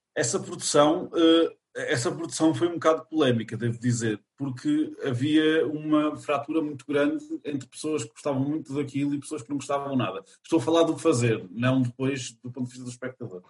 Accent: Chaves, Norte, Portugal; also born or lived in Lisbon; eu sou natural de Chaves na minha concepção, apesar de ter nascido em Lisboa, porque eu fui para Uh, eh, depois de nascer para Chaves, foi aos três anos

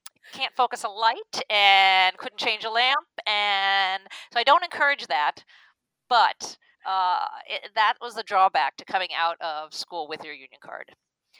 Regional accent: Long Island, New York, United States; moved away as an adult; also born or lived in Chapel Hill, North Carolina; I grew up on Long Island, New York

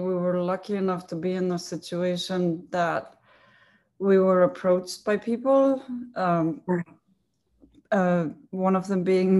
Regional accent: Iceland; also born or lived in Germany; now in San Francisco, United States; I'm originally from from Iceland, but I went to school in Germany.

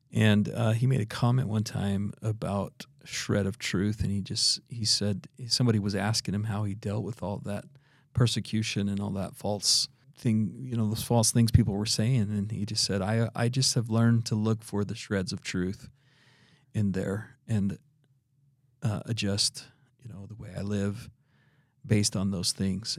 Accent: Idaho, United States; now in Utah, United States; I'm originally from Idaho

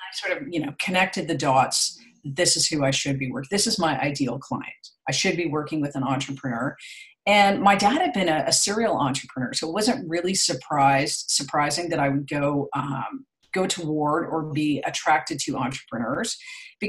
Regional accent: Toronto, Ontario, Canada; now in Ottawa, Canada; I'm from Canada. So I grew up in Toronto, but I'm living in Ottawa now, the capital

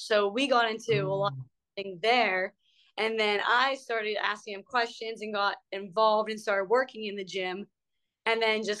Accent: Ebensburg, Pennsylvania, United States; moved away; So I'm from a small hole in the wall town. It's called Ebensburg, Pennsylvania.

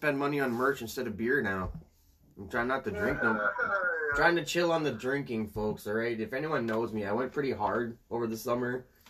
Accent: Canada; I'm even a Canadian

